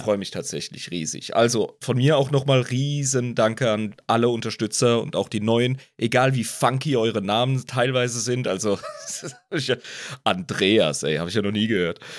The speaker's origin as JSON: {"language": "German", "region": "Rhineland-Palatinate", "country": "Germany", "moved": "yes", "lives_now": "Switzerland", "said": "Als Pfälzer"}